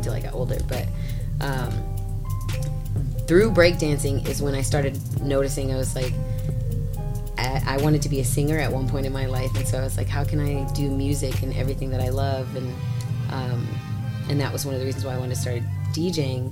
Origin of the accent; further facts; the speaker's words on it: Dunlap, Illinois, United States; moved away; also born or lived in Chicago; I'm from Dunlap. It's a really small town outside of Peoria